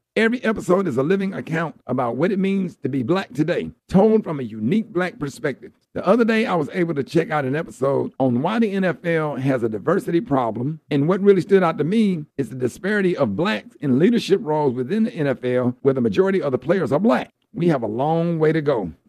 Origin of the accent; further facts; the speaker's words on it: Birmingham, Alabama, United States; Growing up in Birmingham, a city that was instrumental in the civil rights era, I learned early that having information is important to our community